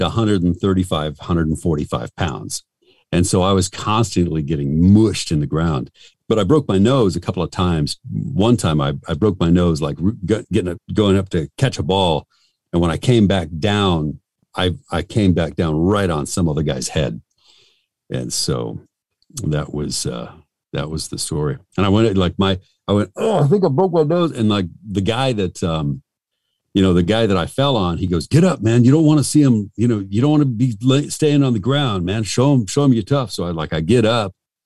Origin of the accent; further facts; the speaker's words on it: Albuquerque, New Mexico, United States; I'm from Albuquerque, New Mexico